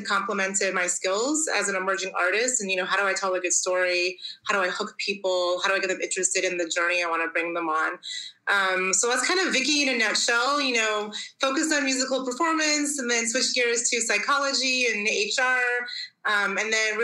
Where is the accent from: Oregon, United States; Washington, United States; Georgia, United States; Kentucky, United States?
Washington, United States; Tacoma; moved away as an adult; now in Switzerland; So I was born and raised in Tacoma, Washington, which is in the northwest corner of the United States.